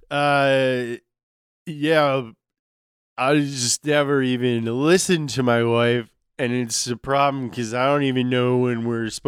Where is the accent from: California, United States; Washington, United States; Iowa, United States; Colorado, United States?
California, United States; Hollister; accent: Hollister California accent; oh, me? I'm from Hollister, California.